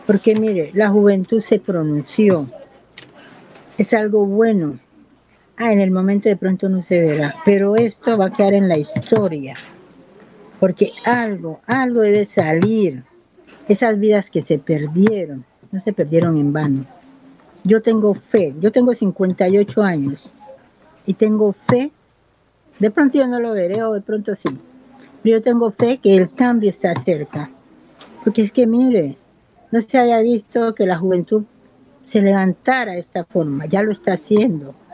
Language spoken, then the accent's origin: Spanish; Buenaventura, Valle del Cauca, Colombia; Yo soy nacida y criada aquí en Buenaventura. Ah, he vivido en otras partes fuera de Buenaventura, pero yo soy de aquí, de Buenaventura. Yo nací en el barrio El Firme y me crié en el barrio Lleras.